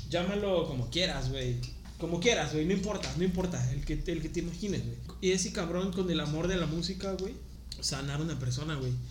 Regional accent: Cozumel, Quintana Roo, Mexico; now in Playa del Carmen, Mexico; yo soy costeñito, carnal. Soy de Cozumel.

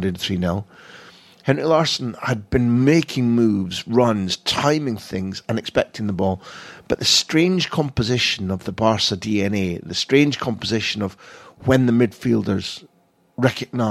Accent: Scot, Scotland, United Kingdom; moved away as an adult; now in Barcelona, Spain; I'm a Scot, I'm an Aberdeen fan, not a Celtic fan, but I lived in Barcelona now 20 years.

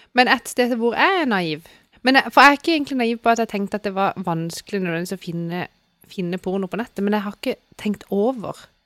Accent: Sørlandet, Southern Norway, Norway; vi er jo fra Sørlandet

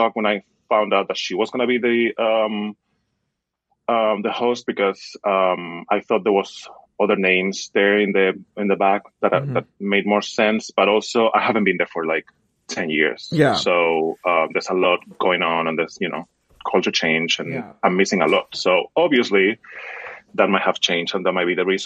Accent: Madrid, Community of Madrid, Spain; moved away as an adult; I am from Spain. I was born and raised in Madrid, which is the capital.

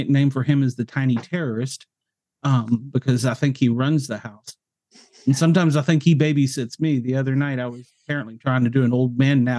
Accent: Mount Vernon, Virginia, United States; also born or lived in Knoxville, Tennessee; now in Atlanta, United States; I was born and raised in Northern Virginia, just outside of Washington, D.C., a little area called Mount Vernon.

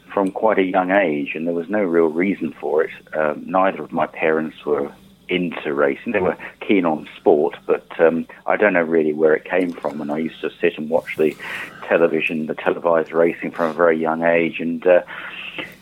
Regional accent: Shoreham-by-Sea, South East England, United Kingdom; My hometown, Shoreham-by-Sea, and there was a publisher of horse racing material in the town

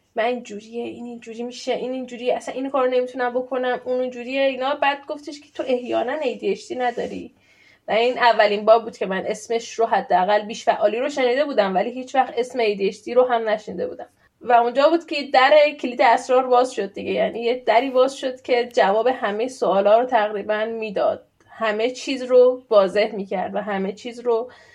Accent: Iran; moved away as an adult; now in Sweden; الان ساکن خارج از ایرانم ساکن سوئدم

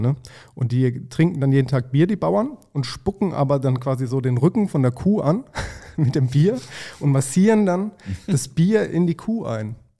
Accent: Mannheim, Baden-Württemberg, Germany; Man hat auch in Mannheim immer Käsefußsalat gesagt

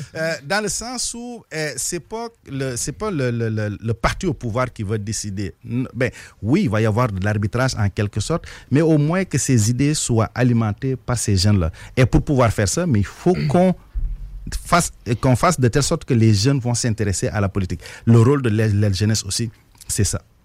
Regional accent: Senegal; moved away as an adult; also born or lived in Trois-Rivières, Canada / Montreal, Canada / Repentigny, Canada; now in Lévis, Canada; je suis originaire du Sénégal

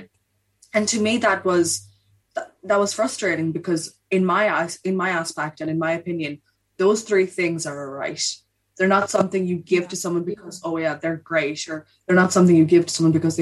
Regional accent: India; now in Ireland; I'm originally from India

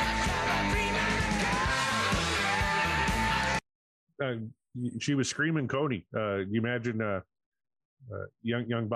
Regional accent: Saskatchewan, Canada; I'm from Saskatchewan

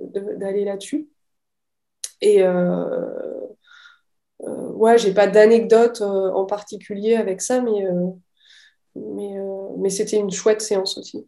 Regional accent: Metz, Grand Est, France; moved away; also born or lived in Rennes; je suis de Metz

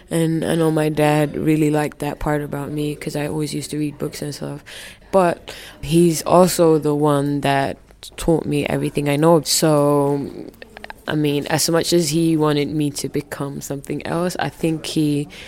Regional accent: Finland; for me growing up in Finland, uh, my parents were one of the first African families that came to Finland. So they're from Somalia, right?

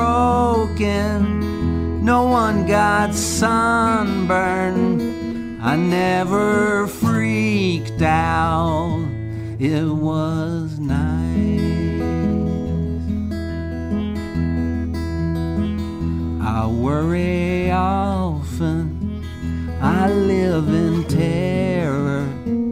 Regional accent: Madisonville, Kentucky, United States; also born or lived in Sturgis, Kentucky / West Paducah, Kentucky; now in Nashville, United States; born and raised in Western Kentucky, born in Sturgis

